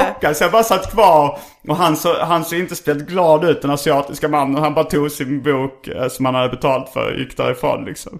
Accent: Lund, Skåne, Sweden; jag är ju uppvuxen i Lund också

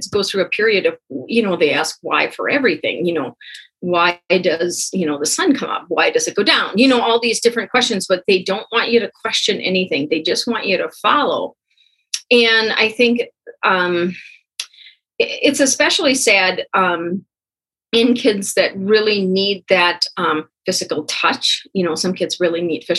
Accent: United States; accent: Pennsylvania Dutch; first language Pennsylvania Dutch; English is a second language; moved away; my first language is Pennsylvania Dutch, or we call it Dutch.

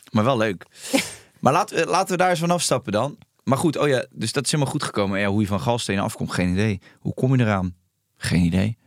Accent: Rotterdam, South Holland, Netherlands; ik kom uit Charloes.

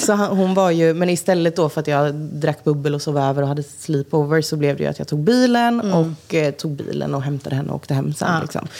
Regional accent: Jönköping, Jönköping County, Sweden; moved away as an adult; now in Stockholm, Sweden; jag har alltså, jättemycket barndomskompisar hemma i Jönköping

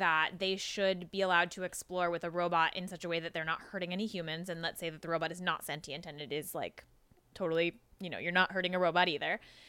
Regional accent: San Diego, California, United States; I grew up in San Diego

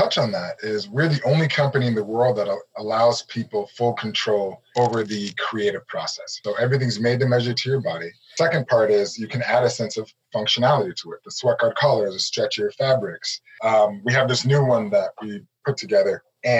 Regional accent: Nigeria; I'm a Nigerian. My background, I'm Nigerian. We did not grow up small.

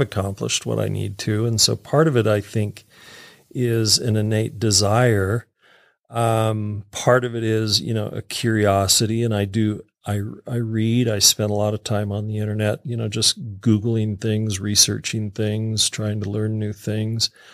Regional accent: Utah, United States; I'm a kid from Utah here

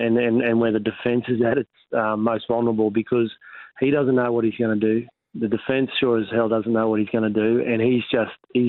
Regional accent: Rockhampton, Queensland, Australia; another Rockhampton boy

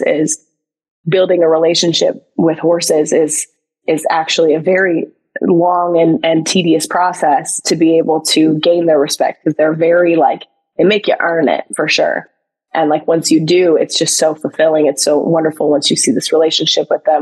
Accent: Midwest, United States; I'm from the Midwest. We put ranch dressing on everything over here

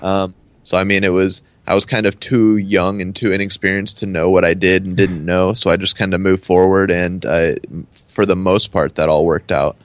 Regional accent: Dallas, Texas, United States; also born or lived in Denton, Texas; I'm from the Dallas Fort Worth area, and then I went to school in Denton

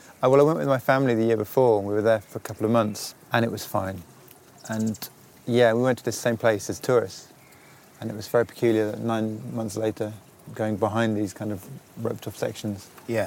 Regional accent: England, United Kingdom; being English and Sufi upbringing

